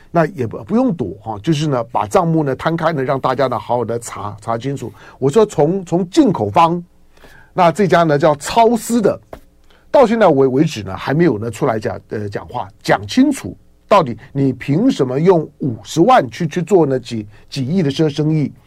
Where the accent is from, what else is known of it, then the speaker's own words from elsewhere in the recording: beside the Linkou golf course, New Taipei, Taiwan; 我小时候呢， 小时候在， 在高尔夫球场边长大哈， 就是以前台湾很厉害的那个高尔夫球的选手， 陈， 陈， 陈志忠， 陈志明兄弟， 是我外婆家的邻居啊，中， 中间就隔， 隔， 隔着， 隔着一片的茶园